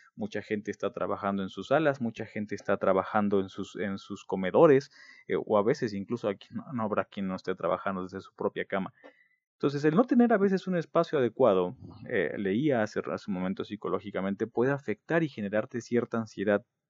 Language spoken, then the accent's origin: Spanish; Mexico